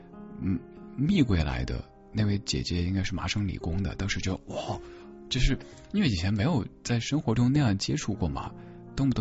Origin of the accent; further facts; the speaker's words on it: China; 他一开始不理解我们中国人怎么这么喜欢嗑瓜子儿